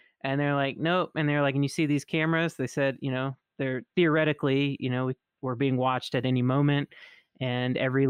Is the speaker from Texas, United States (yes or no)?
no; Mississippi, United States; me growing up in Mississippi